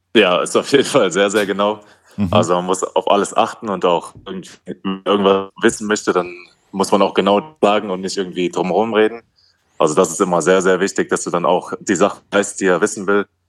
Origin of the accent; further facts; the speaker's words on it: Wetzlar, Hesse, Germany; moved away; also born or lived in Schweinfurt; Ich bin in, in Wetzlar aufgewachsen, das ist in Hessen. Mhm. Also ich, als Hesse.